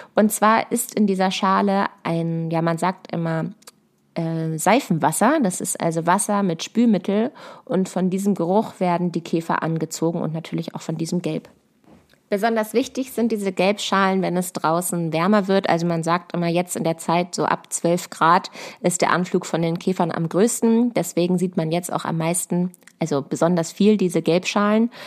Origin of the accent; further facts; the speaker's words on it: Lower Saxony, Germany; also born or lived in Berlin; bei uns in Niedersachsen auf einem Ackerbaubetrieb.